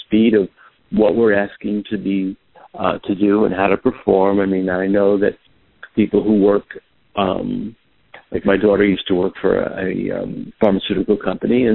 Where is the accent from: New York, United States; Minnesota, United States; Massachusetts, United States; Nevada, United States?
New York, United States; New York City; I grew up in New York City